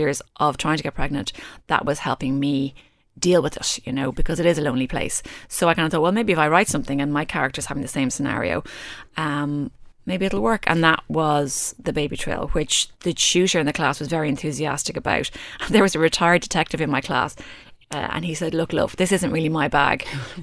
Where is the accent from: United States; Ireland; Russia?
Ireland; I'm Irish